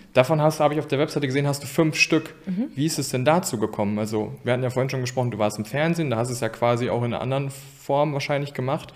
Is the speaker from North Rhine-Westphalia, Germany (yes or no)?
yes; Geldern, North Rhine-Westphalia, Germany; ich komme ja aus Geldern